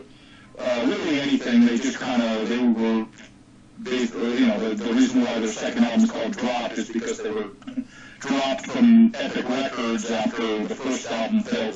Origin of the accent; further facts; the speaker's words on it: Fountain Valley, California, United States; my hometown of Fountain Valley